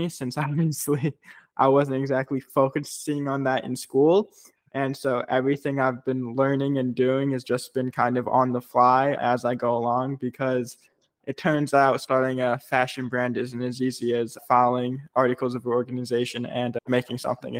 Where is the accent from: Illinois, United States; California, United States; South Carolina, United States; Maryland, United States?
Illinois, United States; Chicago; I grew up in Chicago, very brutally cold in Chicago, especially in the wintertime